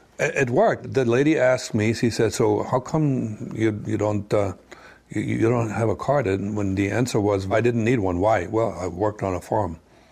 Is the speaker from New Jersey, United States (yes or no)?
yes; Orange, New Jersey, United States; I'm originally from New Jersey. I was born in Orange. That's it. American. Nobody ever questioned that. People would question you have an accent. But my comeback was, yeah, my mother was German, and we spoke a lot of German at home.